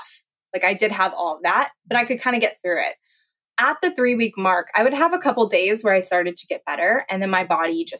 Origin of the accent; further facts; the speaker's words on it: Kansas, United States; moved away as an adult; also born or lived in Jacksonville, Florida; I'm originally from Kansas